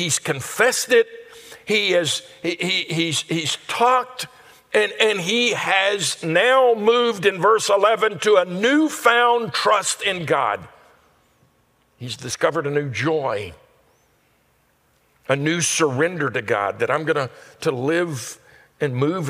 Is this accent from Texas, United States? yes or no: no; Louisiana, United States; Where we grew up in Louisiana